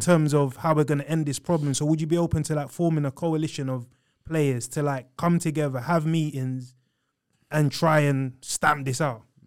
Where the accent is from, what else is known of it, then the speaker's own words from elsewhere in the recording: London, United Kingdom; we're from South London